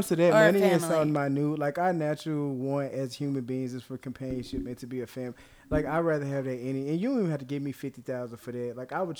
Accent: Mississippi, United States; I'm from Mississippi

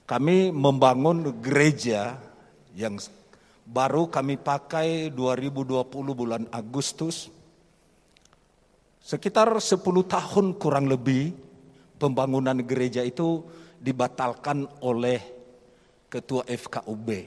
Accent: Nias, North Sumatra, Indonesia; now in Semarang, Indonesia; kami berasal dari Pulau Nias.

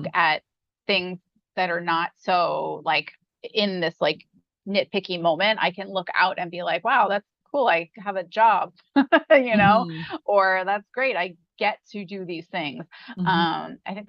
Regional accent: New York, United States; moved away as an adult; I'm from New York

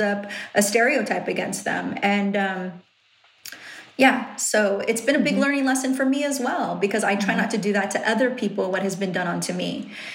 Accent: Riverside, California, United States; accent: valley; I'm from Riverside and I sound valley? Like, that's where I was born and raised.

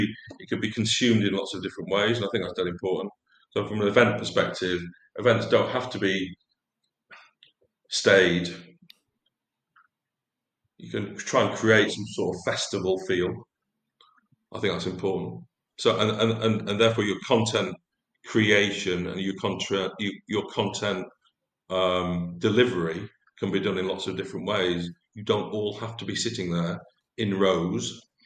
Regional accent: Lancashire, North West England, United Kingdom; I was brought up in Lancashire

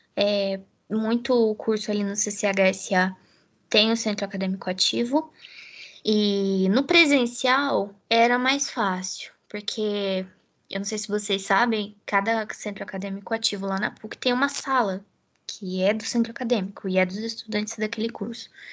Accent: Americana, São Paulo, Brazil; moved away as an adult; now in Campinas, Brazil; Eu sou de Americana

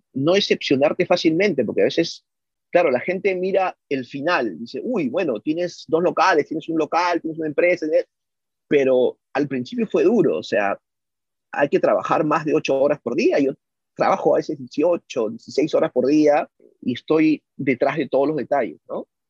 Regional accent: Peru; moved away as an adult; now in United States; mi background, que soy peruano

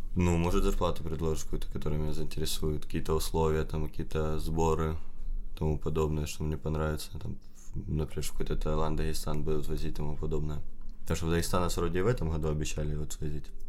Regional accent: Ukraine

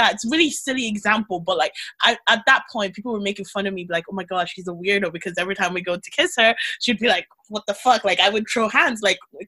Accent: Nigeria; also born or lived in Ireland; now in United Kingdom; I'm Nigerian

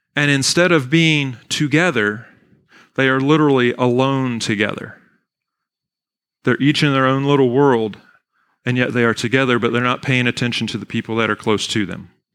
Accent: Weyers Cave, Virginia, United States; also born or lived in Bari, Italy; I was born and raised in Weir's Cave, Virginia, went to Fort Defiance High School

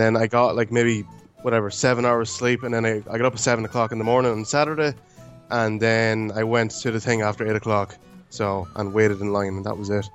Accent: Ireland; also born or lived in Romania; I was five months when I was adopted. So I've been pretty much here all my life

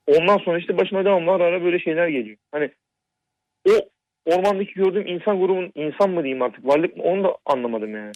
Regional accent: Black Sea Region, Turkey; also born or lived in Ordu / Istanbul; biz Karadenizliyiz

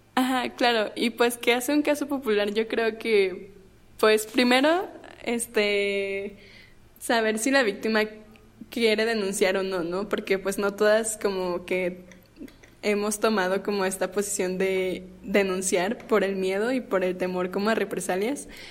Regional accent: Torreón, Coahuila, Mexico; yo soy de Torreón

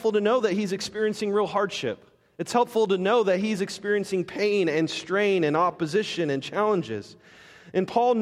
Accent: Las Vegas, Nevada, United States; I'm from Las Vegas.

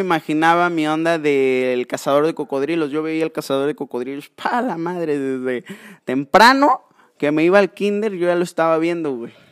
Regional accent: Córdoba, Veracruz, Mexico; soy originario de Córdoba

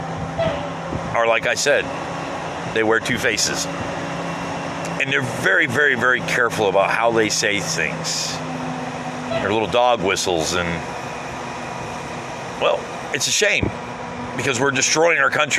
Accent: United States; As an American

